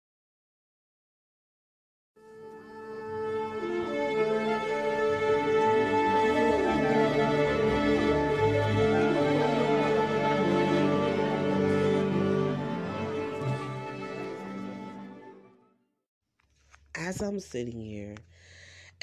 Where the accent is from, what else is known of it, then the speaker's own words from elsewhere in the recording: New Jersey, United States; I am from New Jersey.